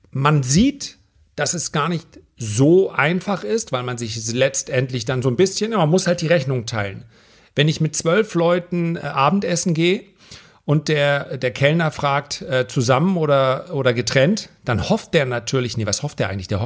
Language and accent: German; Germany; Auch wir als Deutsche und deswegen liest sich das so schön in der deutschen Presse, dass wir dann sagen, ja, wir müssen für die Griechen zahlen.